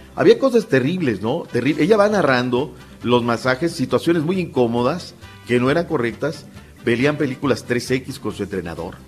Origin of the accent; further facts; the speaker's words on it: Naucalpan, State of Mexico, Mexico; en una parte de mi infancia yo vivía ahí en Circuito Oradores, en satélite